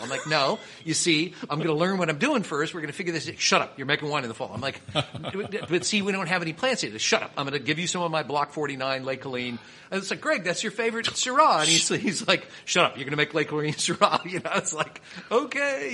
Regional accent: Kansas City, Missouri, United States; I'm from Kansas City.

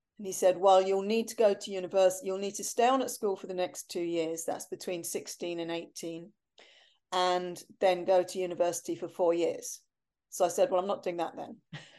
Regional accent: Germany; born there; also born or lived in Cyprus; Yeah, well, I was born in Germany. I was only there for 6 weeks

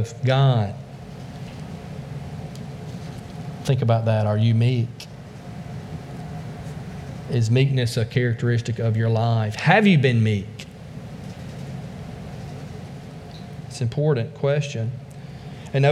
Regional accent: the South, United States; also born or lived in China; I'm from the South

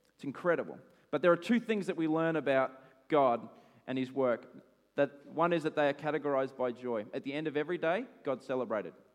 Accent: Australia; I'm an Aussie

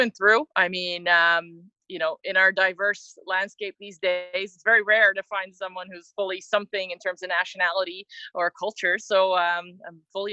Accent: Mississauga, Ontario, Canada; moved away as an adult; I grew up born and raised in Mississauga, Ontario

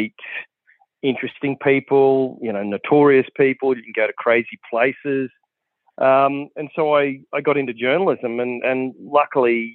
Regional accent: Western Darling Downs, Queensland, Australia; I grew up in the Western Darling Downs in Queensland

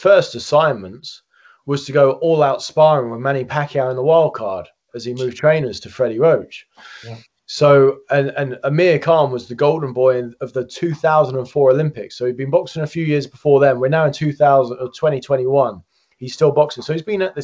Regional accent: United Kingdom; as a British guy

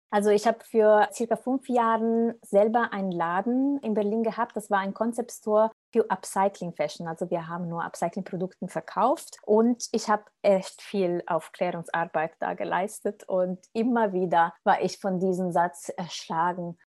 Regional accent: Italy; now in Germany; ich komme aus Italien

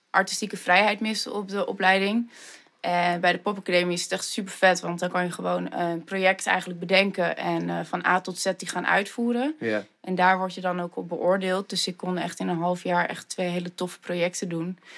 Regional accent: Leeuwarden, Friesland, Netherlands; born there; Ja, geboren in Leeuwarden, maar niet getogen dus. En eh, ja, ik ben eigenlijk terug verhuisd naar Leeuwarden voor mijn studie.

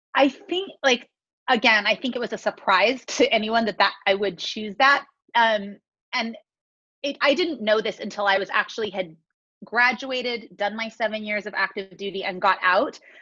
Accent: California, United States; now in Las Vegas, United States; I grew up in California, kind of born and raised there

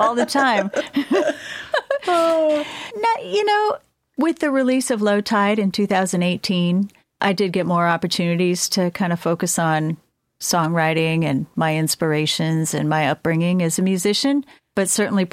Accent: Laguna Hills, California, United States; also born or lived in Florida; I grew up in Southern California, actually. I was born in Florida, but when I was about three, I guess, we moved to Orange County to El Toro. And I grew up in El Toro and Laguna Hills.

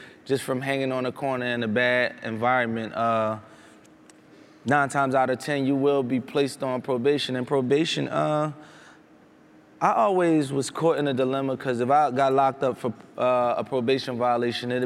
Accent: Philadelphia, Pennsylvania, United States; I'm from Philadelphia, Center City. I live in Center City

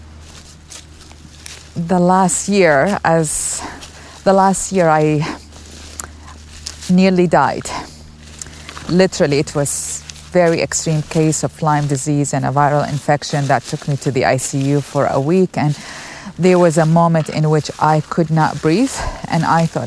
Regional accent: Baghdad, Baghdad Governorate, Iraq; moved away as an adult; now in United States; I grew up overseas in Baghdad, Iraq

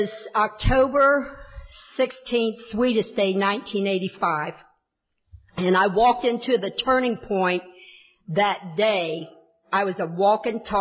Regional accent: the South, United States; moved away; also born or lived in Kentucky / Tennessee / Ohio; I am from the South in Kentucky, Tennessee, Southern Ohio

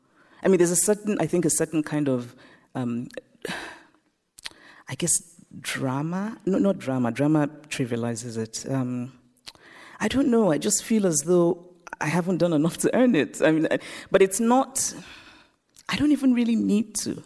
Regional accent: Nigeria; moved away; also born or lived in United States; I grew up in Nigeria, I grew up under military dictatorships

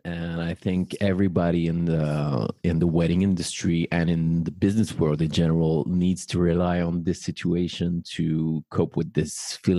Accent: Paris, Île-de-France, France; I'm …, professional ceremony officiant based in my hometown, Paris

